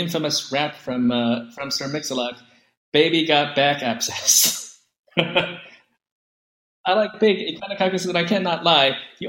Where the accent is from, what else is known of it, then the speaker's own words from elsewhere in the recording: San Jose, California, United States; I'm from San Jose.